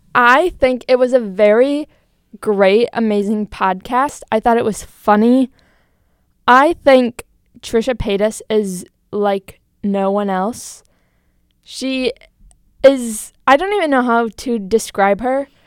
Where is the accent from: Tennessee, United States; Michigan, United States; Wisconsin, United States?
Wisconsin, United States; Green Bay; moved away as an adult; now in Milwaukee, United States; I'm from Green Bay, Wisconsin.